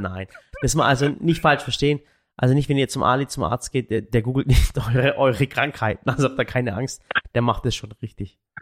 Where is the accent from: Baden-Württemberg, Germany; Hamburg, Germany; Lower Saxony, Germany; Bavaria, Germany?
Baden-Württemberg, Germany; Waghäusel; wir kommen aus Waghäusel